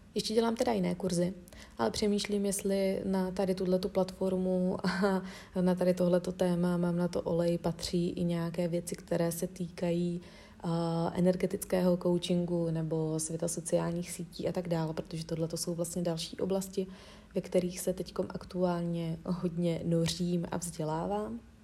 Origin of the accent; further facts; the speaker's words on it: Czechia; jsem z České republiky